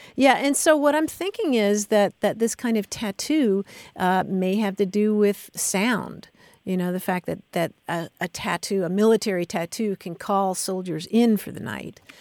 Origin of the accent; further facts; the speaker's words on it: Kentucky, United States; I grew up in Kentucky where the state religion is basketball